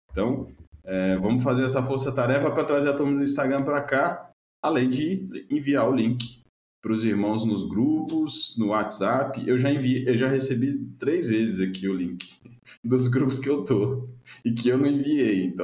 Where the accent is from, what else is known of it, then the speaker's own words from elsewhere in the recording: Belo Horizonte, Minas Gerais, Brazil; born there; now in São Paulo, Brazil; eu nasci em Belo Horizonte, mas quando eu tô aqui em São Paulo, o pessoal acha que eu sou meio mineiro. Quando eu tô lá em Belo Horizonte, eles acham que eu sou meio paulista.